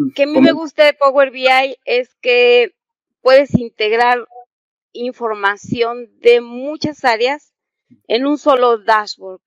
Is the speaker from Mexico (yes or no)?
yes; Mexico; also born or lived in San Luis Potosí; yo soy de México